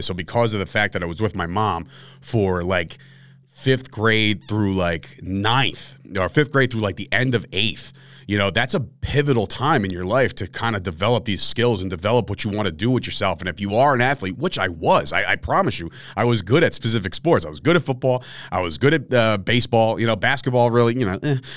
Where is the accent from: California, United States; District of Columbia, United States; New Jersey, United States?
New Jersey, United States; Fords; any Fords people that are listening to this right now, which they're, they're out there, like my hometown people, if you're out there and you listen to this and you went to Fords Middle